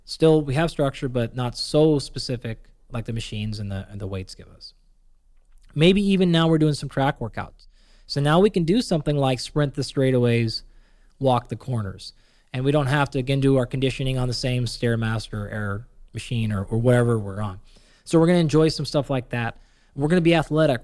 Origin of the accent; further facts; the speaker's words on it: Pacific Northwest, United States; where I grew up in the Pacific Northwest